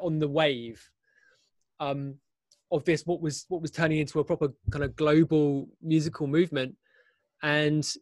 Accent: London, United Kingdom; moved away as an adult; now in Berlin, Germany; I'm from London. I grew up in London

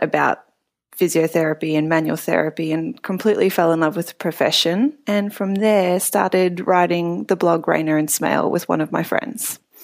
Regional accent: Melbourne, Victoria, Australia; moved away as an adult; also born or lived in Cape Town, South Africa; now in San Francisco, United States; I'm from Melbourne, originally born actually in Cape Town, South Africa, and San Francisco is my second immigration

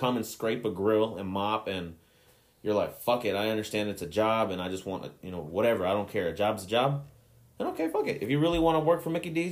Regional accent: Mexico; my home country of Mexico

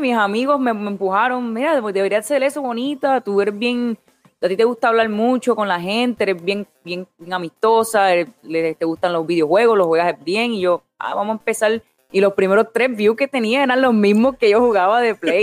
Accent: Vega Baja, Puerto Rico; moved away as an adult; also born or lived in Orlando, Florida; now in Florida, United States; soy de Vega Baja, Puerto Rico. Ah, me crié en Puerto Rico, nací en Puerto Rico, me mudé a los Estados Unidos cuando tenía como 18 años.

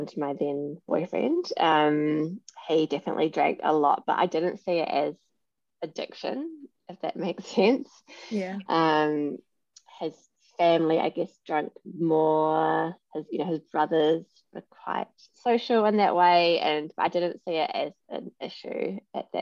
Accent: New Zealand; moved away as an adult; also born or lived in London / Sydney; now in Brisbane, Australia; I'm originally from New Zealand. I lived in London for 9 years. Have settled in Australia

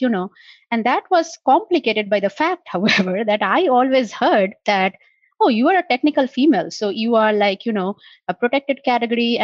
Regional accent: India; moved away as an adult; now in United States; growing up in India

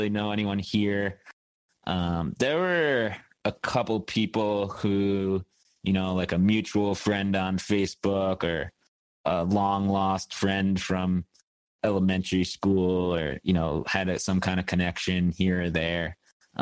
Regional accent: Westchester County, outside New York City, United States; moved away as an adult; also born or lived in Syracuse, New York; now in Bozeman, United States; I grew up outside of New York City in Westchester County

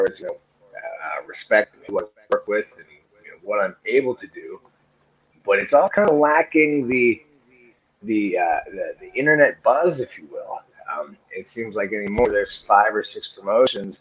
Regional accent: United States

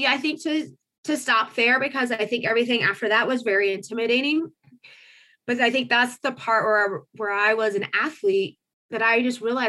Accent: Marion, Indiana, United States; moved away as an adult; also born or lived in Colorado; I grew up in a kind of a little factory town called Marion, about northeast of Indy, about an hour

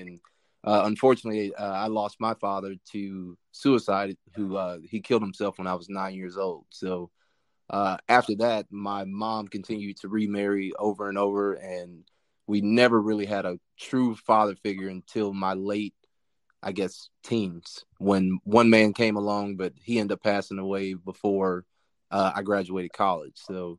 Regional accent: Peoria, Illinois, United States; I'm from Peoria, Illinois, about 2 hours south of Chicago. I was born there, bounced all over the country.

